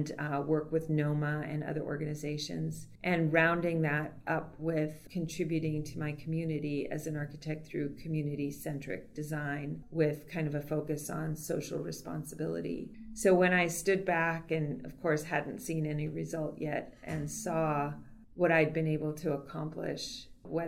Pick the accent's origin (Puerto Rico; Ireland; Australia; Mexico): Puerto Rico; moved away; I was raised in Puerto Rico, and although I wasn't born there, I pretty much became who I am in a place like